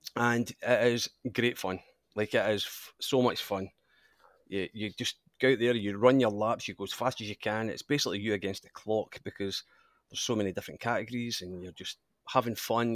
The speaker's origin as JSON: {"language": "English", "region": "Scotland", "country": "United Kingdom", "moved": "as an adult", "lives_now": "Australia", "said": "obviously I'm Scottish, and, uh, my father raced in Scotland"}